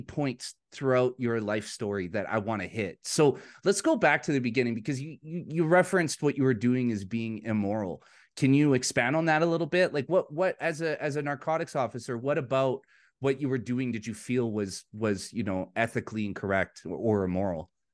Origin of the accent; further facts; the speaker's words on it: Vancouver, British Columbia, Canada; now in Alberta, Canada; I'm from Vancouver, British Columbia, in Canada. That's the city I was born and raised in.